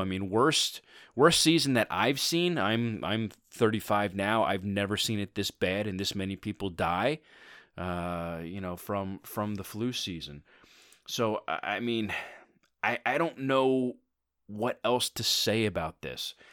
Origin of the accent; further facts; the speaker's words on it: Philadelphia, Pennsylvania, United States; my hometown team, the Philadelphia Eagles